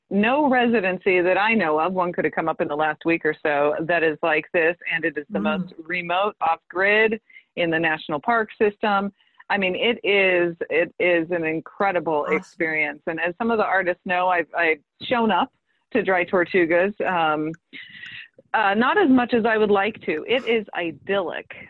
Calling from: Hawaii, United States; I'm calling in from Hawaii.

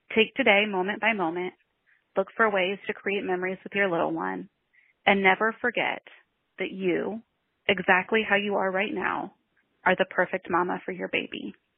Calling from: Cincinnati, Ohio, United States; I'm calling from Cincinnati, Ohio in the USA

